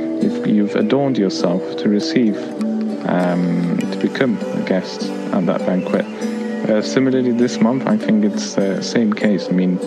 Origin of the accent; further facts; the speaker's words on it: United Kingdom; As a British Muslim, I don't really face any obstacle as such trying to fast in London in 2018.